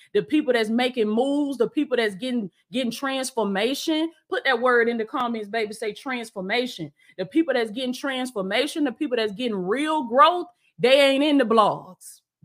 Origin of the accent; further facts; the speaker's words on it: the South, United States; I'm from the South. That's how we, that's how we talk down here